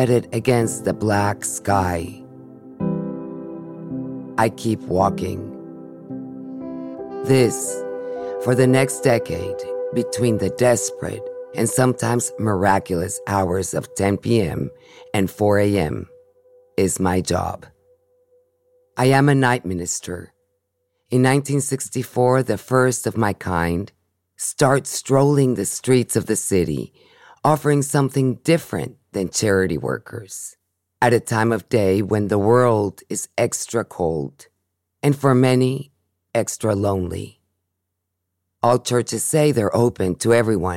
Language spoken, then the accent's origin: English; Mexico City, Mexico; now in San Francisco, United States; growing up in Mexico City